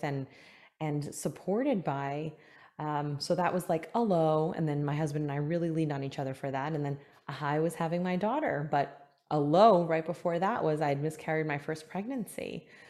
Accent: New York City, New York, United States; moved away as an adult; now in Palm Beach County, Florida, United States; I am originally from New York. I was born in Manhattan, spent some time in Queens and Brooklyn, and then back to Queens right before I moved to Florida seven, eight years ago now

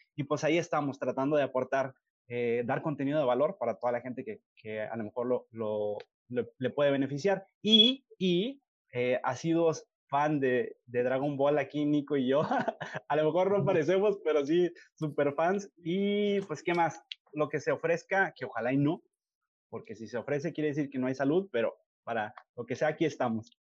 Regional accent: Nuevo Laredo, Tamaulipas, Mexico; yo soy de Nuevo Laredo

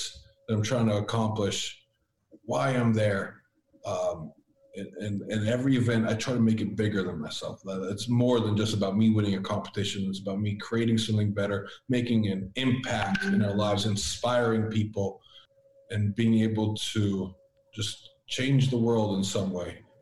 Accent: Amherst, Massachusetts, United States; first language Latvian; moved away as an adult; also born or lived in Latvia; now in California, United States; I grew up in Massachusetts, and I was born in Latvia.

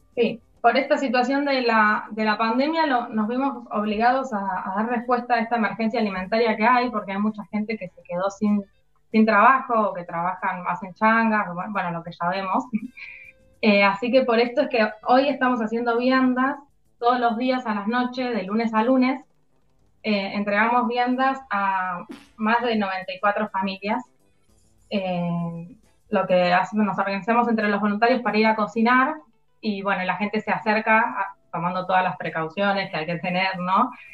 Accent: Ituzaingó, Buenos Aires Province, Argentina; yo soy de Ituzaingó, vivo cerca del barrio, la mayoría somos de la zona

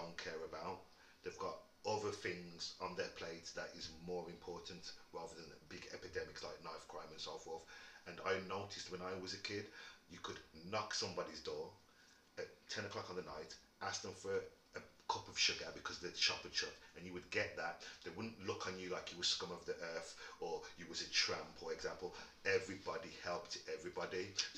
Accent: Wolverhampton, West Midlands, United Kingdom; also born or lived in Birmingham; I was born in Wolverhampton, so I'm always going to back where I came from, which is Wolverhampton

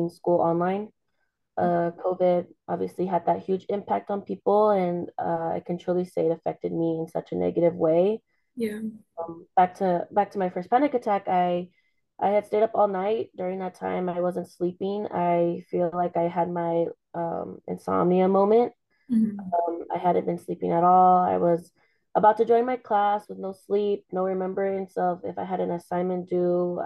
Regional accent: El Paso, Texas, United States; I was born and raised here in El Paso, Texas

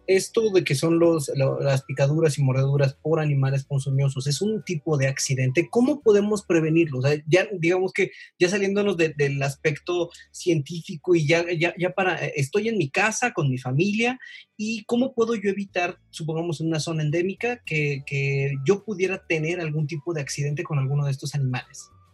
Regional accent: Veracruz, Mexico; also born or lived in Chihuahua; now in Mexico City, Mexico; soy de Veracruz, eh, tengo la oportunidad de vivir en Ciudad de México, también he vivido en, Chihuahua, viví tres años

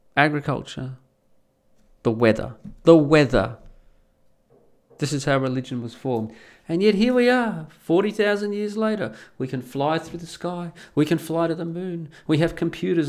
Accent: Perth, Western Australia, Australia; also born or lived in the Alps; now in Netherlands; living in Perth, growing up in Perth

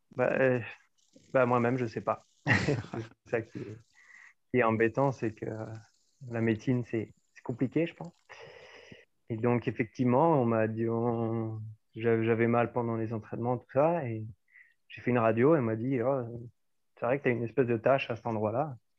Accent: Auxerre, Bourgogne-Franche-Comté, France; moved away as an adult; also born or lived in Dijon / Bordeaux; moi j'ai vécu euh, toute mon enfance jusqu'à mes 18 ans hein, à, Auxerre, dans la ville d'Auxerre

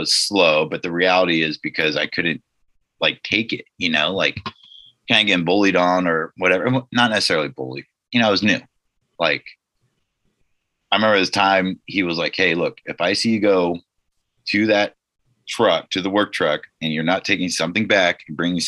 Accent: Nipomo, California, United States; I grew up in the Central Coast, California, kind of San Luis Obispo County, small town, Napomo

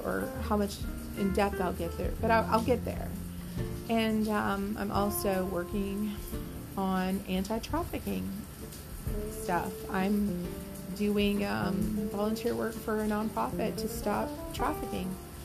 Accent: Deep South, United States; moved away; I was from the Deep South. You know, things were sort of prim and proper down there

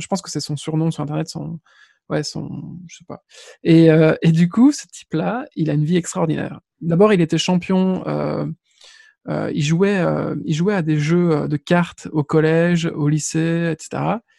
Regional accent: Belgium; on est belge

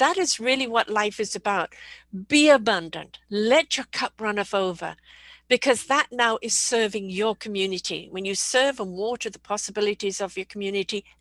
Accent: England, United Kingdom; moved away; also born or lived in South Africa / United States; I was brought up in England, lived in South Africa, been here 42 years, but I've lived in the States as well.

